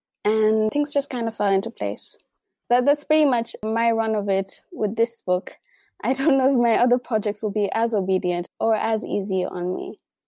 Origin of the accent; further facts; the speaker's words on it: Mombasa, Mombasa County, Kenya; born there; But I was born in Mombasa.